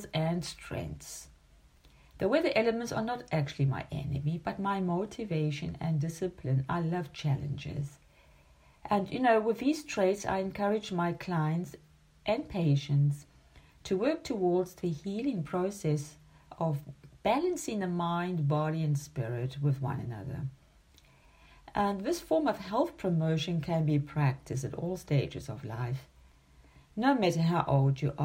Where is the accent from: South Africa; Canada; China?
South Africa; Durban, KwaZulu-Natal; also born or lived in Zimbabwe; now in Germany; I was born in 1961 in Durban, South Africa. And my childhood and adolescence were shaped by the wilderness of the Indian coast